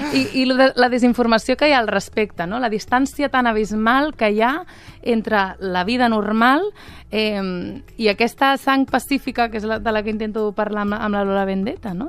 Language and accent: Catalan; Catalonia, Spain; sóc catalana de la ceba